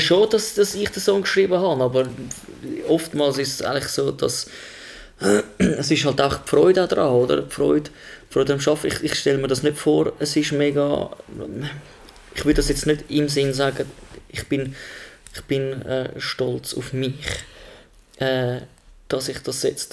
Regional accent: Switzerland; bin ich Schweizer

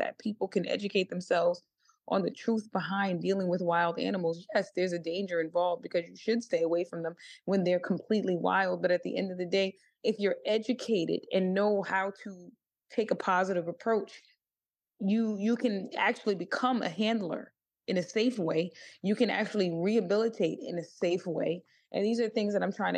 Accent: New York City, New York, United States; now in San Francisco, United States; I am from the Bronx

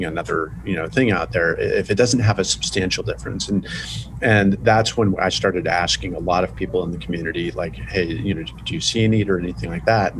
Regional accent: California, United States; I grew up in California.

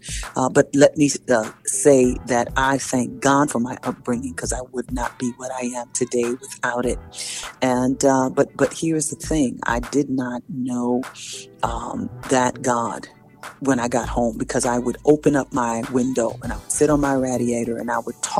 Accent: New York City, New York, United States; moved away as an adult; also born or lived in Tulsa, Oklahoma / Nashville, Tennessee; now in Los Angeles, United States; I was born and raised in Harlem, New York

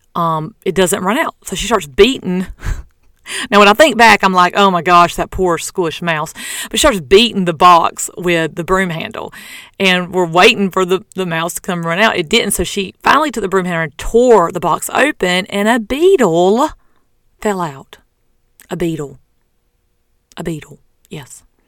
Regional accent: the South, United States; I'm from the South

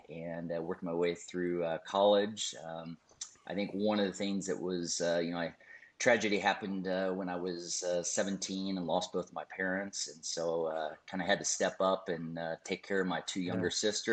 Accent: Minnesota, United States; I would go in this little town in Minnesota

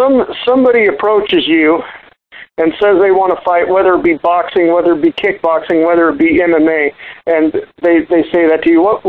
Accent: Horseshoe Bend, Idaho, United States; I'm originally from Horseshoe Bend, Idaho. That's where I grew up.

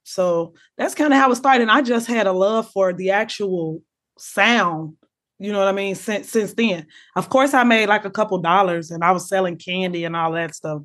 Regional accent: Chicago, Illinois, United States; I'm from Chicago

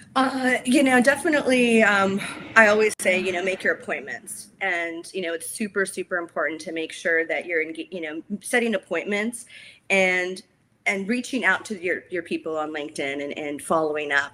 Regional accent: Healdsburg, California, United States; I was born and raised in Healdsburg, which is wine country

